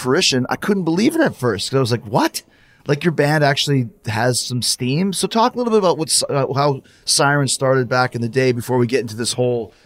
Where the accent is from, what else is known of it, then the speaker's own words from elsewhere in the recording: Winnipeg, Manitoba, Canada; I grew up in Winnipeg, Manitoba